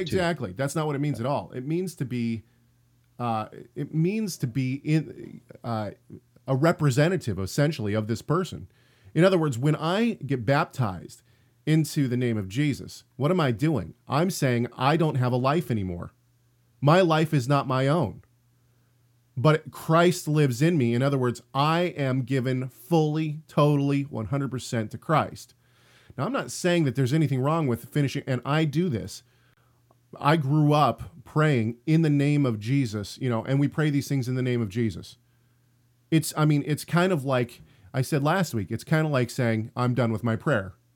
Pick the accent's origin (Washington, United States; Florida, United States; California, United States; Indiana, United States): Washington, United States; Tacoma; I'm from Tacoma